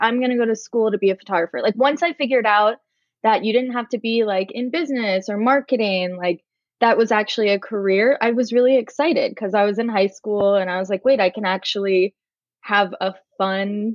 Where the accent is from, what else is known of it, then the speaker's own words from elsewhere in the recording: Marietta, Georgia, United States; moved away as an adult; also born or lived in Boston, Massachusetts; I'm from Marietta, Georgia